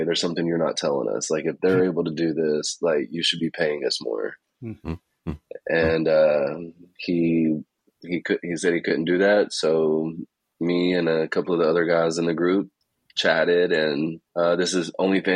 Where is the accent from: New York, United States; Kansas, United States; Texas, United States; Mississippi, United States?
Mississippi, United States; moved away as an adult; also born or lived in Alabama / Oahu, Hawaii / Ohio; I'm originally from Mississippi, born in Alabama, raised in Mississippi. Was there pretty much my whole life